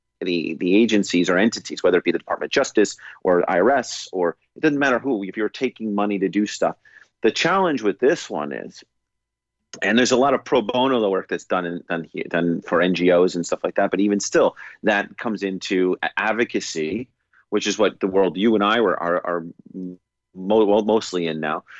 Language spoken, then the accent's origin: English; United States; we're both American